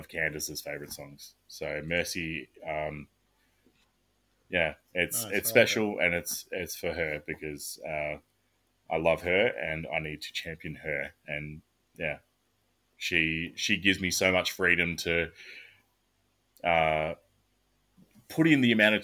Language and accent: English; Australia; as an Aussie